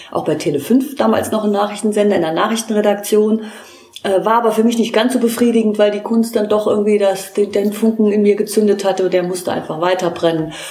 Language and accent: German; Trier, Rhineland-Palatinate, Germany; ich komme aus Trier